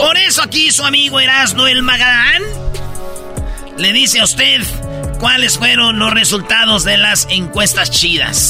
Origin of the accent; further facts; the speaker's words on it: Mexico; la mayoría somos mexicanos